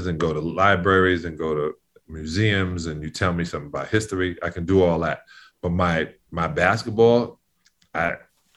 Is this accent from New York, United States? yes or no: yes; New York City, New York, United States; I grew up in New York.